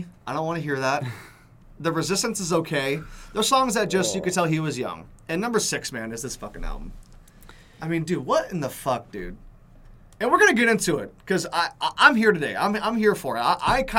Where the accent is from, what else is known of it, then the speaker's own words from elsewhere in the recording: London, United Kingdom; I'm from London.